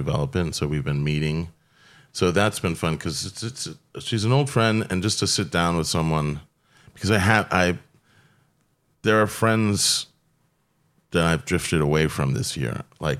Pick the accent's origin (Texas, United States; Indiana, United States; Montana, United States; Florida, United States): Florida, United States; I grew up with them in Florida.